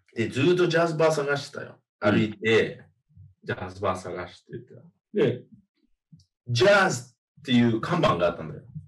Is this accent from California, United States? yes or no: no; Miami, Florida, United States; moved away; also born or lived in Australia; マヤミ出身